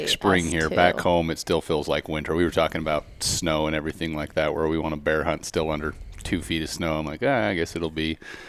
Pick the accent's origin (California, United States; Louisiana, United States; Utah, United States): Utah, United States; Central; I'm from Central Utah, born and raised.